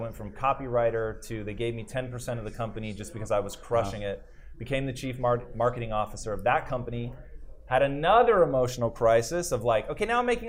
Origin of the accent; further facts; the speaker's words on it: Tacoma, Washington, United States; I grew up in Tacoma, Washington